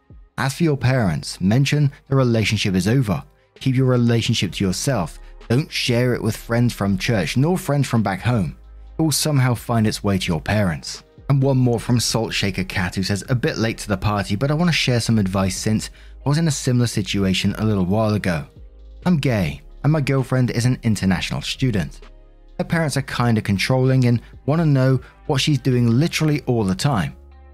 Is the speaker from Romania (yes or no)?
no; Kenya; now in England, United Kingdom; I come from Kenya, but studying for my BA in England.